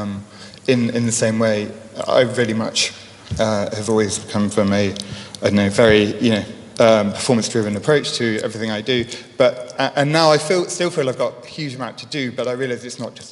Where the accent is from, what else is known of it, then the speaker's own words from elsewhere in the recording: Leicestershire, East Midlands, United Kingdom; Born and raised in Leicestershire